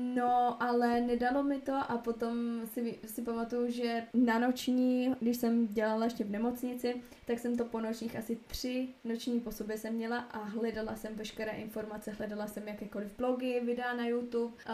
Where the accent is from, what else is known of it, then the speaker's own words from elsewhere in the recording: Moravia, Czechia; moved away as an adult; also born or lived in Uherské Hradiště, Czech Republic / Prague, Czech Republic; now in Opotiki, New Zealand; jsem z Moravy